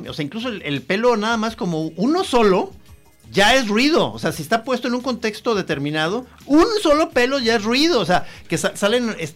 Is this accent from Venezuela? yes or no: no; Guadalajara, Jalisco, Mexico